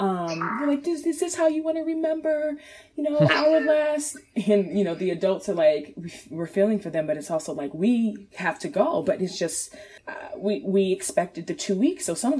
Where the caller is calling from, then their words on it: Chesapeake, Virginia, United States; I am calling from Chesapeake, Virginia.